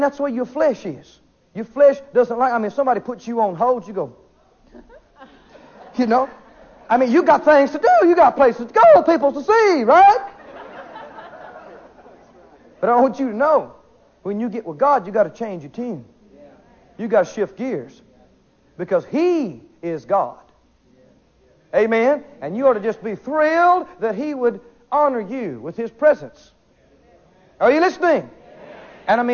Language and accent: English; the South, United States; I'm from the South